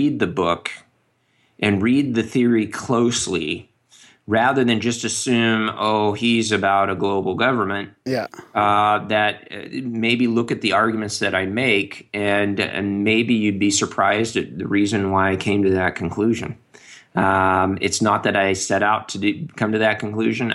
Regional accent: United States; I'm an American

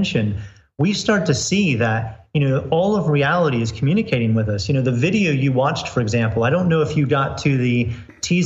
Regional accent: Florida, United States; I grew up in the U.S. I grew up in Florida

